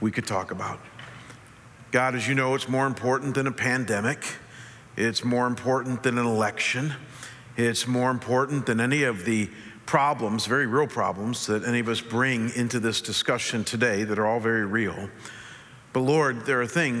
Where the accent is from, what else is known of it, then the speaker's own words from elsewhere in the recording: Chagrin Falls, Ohio, United States; In Cleveland, where I grew up